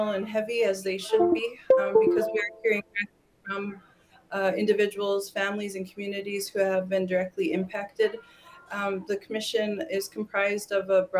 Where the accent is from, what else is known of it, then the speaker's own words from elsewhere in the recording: Fort Berthold Indian Reservation, North Dakota, United States; I'm from Fort Berthold Indian Reservation, and the Bakken Oil Formation is located directly beneath us